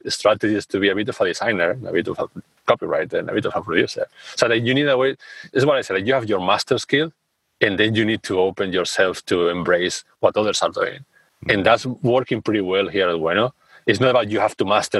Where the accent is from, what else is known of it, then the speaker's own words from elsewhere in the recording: Spain; now in Amsterdam, Netherlands; I'm from Spain. We are a culture that is warm and all that. And I live in the Netherlands, in Amsterdam.